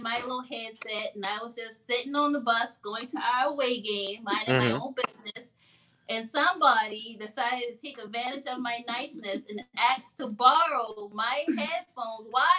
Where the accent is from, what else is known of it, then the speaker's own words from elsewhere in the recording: North Charleston, South Carolina, United States; I'm from North Charleston, too.